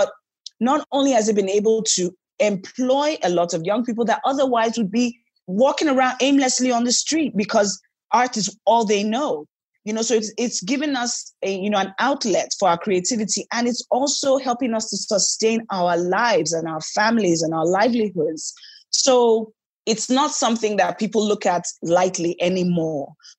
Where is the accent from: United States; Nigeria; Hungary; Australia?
Nigeria; Niger Delta; because I'm from the Niger Delta, where there's a prevalence of guns and ammunition in the wrong hands